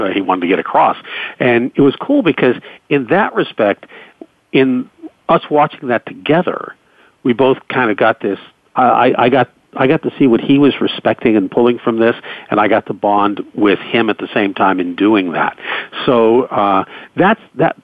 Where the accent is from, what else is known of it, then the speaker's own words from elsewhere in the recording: Pittsburgh, Pennsylvania, United States; the Pittsburgh Pirates, my hometown team